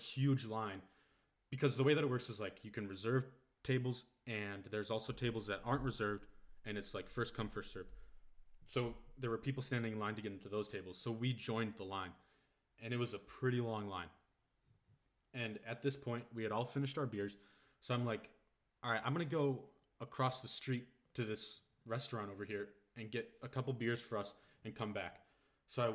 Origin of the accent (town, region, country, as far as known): Wisconsin, United States; moved away as an adult; now in Germany